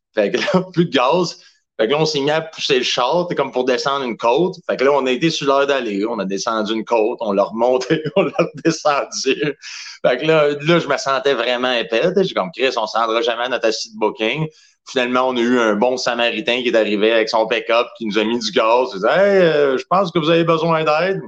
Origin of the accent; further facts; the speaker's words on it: Saint-Hyacinthe, Quebec, Canada; je viens de Saint-Hyacinthe